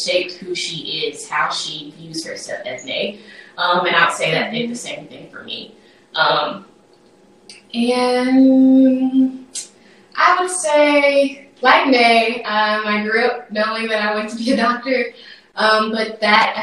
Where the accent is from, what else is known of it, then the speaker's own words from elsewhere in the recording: Tennessee, United States; I was born here in Tennessee, but I have various roots in Mississippi, sort of like Nate, in that regard. And I would say that my upbringing was like this perfect blend of city life and country life